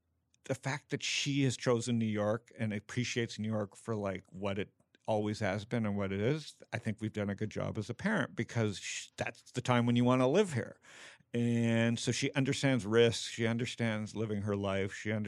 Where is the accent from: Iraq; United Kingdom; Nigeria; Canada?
Canada; Toronto, Ontario; born there; So I was born in Toronto.